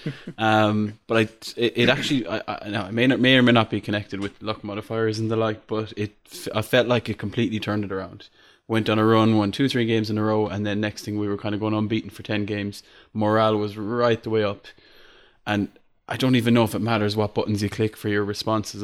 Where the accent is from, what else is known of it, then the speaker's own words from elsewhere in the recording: Ireland; I'm Irish